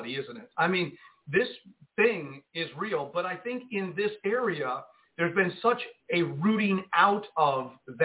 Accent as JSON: {"language": "English", "town": "Jersey City", "region": "New Jersey", "country": "United States", "tie": "born or raised there", "also_born_or_lived": "California", "moved": "yes", "lives_now": "Arkansas, United States", "said": "I grew up in Jersey City, New Jersey"}